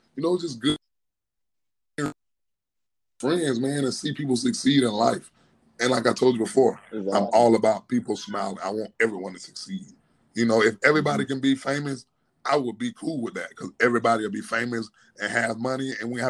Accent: Florida, United States; moved away; he's from my hometown.

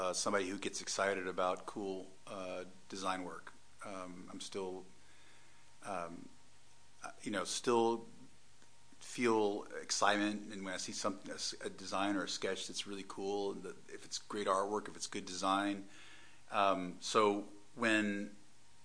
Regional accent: Atlanta, Georgia, United States; moved away as an adult; also born or lived in Detroit, Michigan / Pasadena, California; I'm from Atlanta, Georgia.

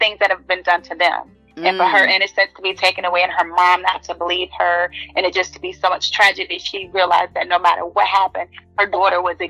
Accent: Norfolk, Virginia, United States; I am from Norfolk, Virginia.

